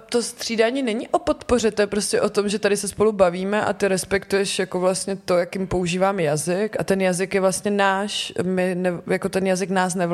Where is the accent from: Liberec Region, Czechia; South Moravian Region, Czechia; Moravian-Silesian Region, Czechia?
South Moravian Region, Czechia; Kyjov area, Moravian Slovakia; now in Prague, Czechia; já pocházím vlastně z Kijovska na Jižní Moravě